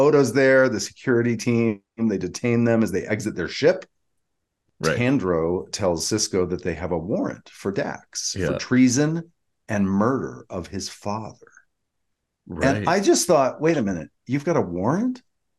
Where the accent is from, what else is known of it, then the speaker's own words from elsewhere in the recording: Georgia, United States; I'm from Georgia.